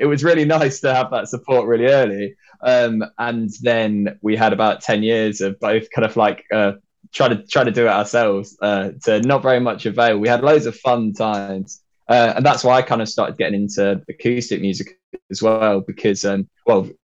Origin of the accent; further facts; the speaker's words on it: Derby, East Midlands, United Kingdom; also born or lived in Nottingham; now in Essex, United Kingdom; I was born in Nottingham, okay. So that's kind of like, I don't know, 30-40 miles from Leicester. And then I grew up in a town or a city called Derby